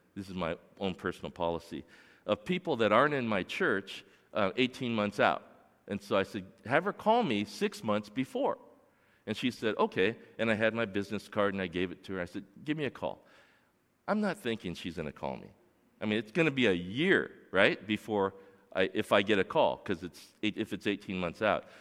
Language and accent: English; Torrance, California, United States; I grew up here in Torrance, and I went to Edison Elementary and Magruder Middle School and North High School. I grew up in North Torrance.